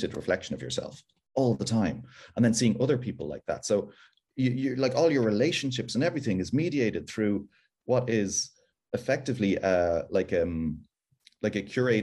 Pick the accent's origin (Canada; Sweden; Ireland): Ireland; now in United Kingdom